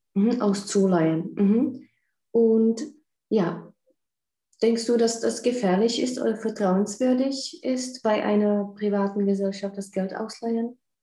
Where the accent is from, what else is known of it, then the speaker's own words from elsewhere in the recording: Czechia; bei uns in Tschechien